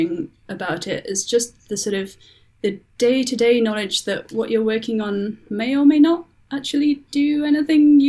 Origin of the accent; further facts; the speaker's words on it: Leeds, Yorkshire and the Humber, United Kingdom; moved away as an adult; also born or lived in South of England / Wales; I'm from the UK. I grew up in Yorkshire, which is in Northern England.